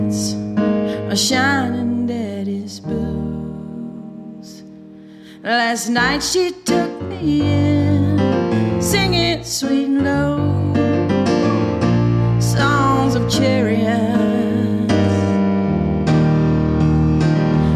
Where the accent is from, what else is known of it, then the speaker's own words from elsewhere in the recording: Jackson, Mississippi, United States; moved away as an adult; also born or lived in Austin, Texas / New Orleans, Louisiana / Central Florida; now in Piedmont Triad, United States; I grew up in Jackson, Mississippi